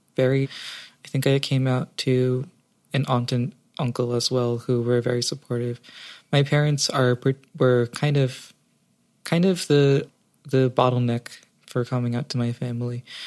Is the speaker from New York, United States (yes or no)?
yes; New York City, New York, United States; Growing up in New York, New York City, it's fairly liberal.